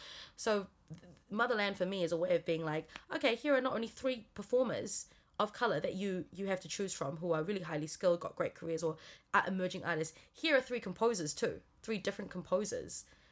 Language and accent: English; Auckland, New Zealand; I've always felt Chinese, actually, and even when I was growing up in New Zealand.